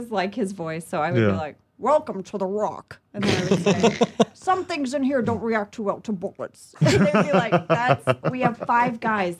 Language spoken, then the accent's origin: English; Lafayette, Louisiana, United States; born there; moved away; also born or lived in Jakarta; I was born in Lafayette, Louisiana.